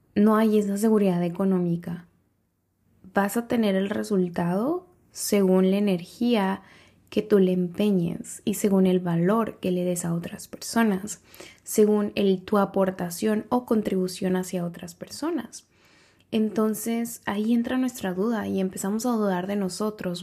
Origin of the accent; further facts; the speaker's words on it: San Cristóbal, Mexico; en San Cristóbal, en mi pueblo natal